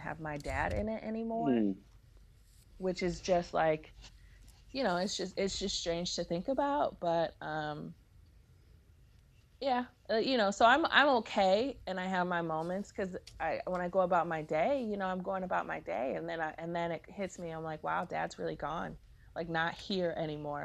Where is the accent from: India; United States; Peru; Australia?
United States; Cleveland, Ohio; I grew up in Cleveland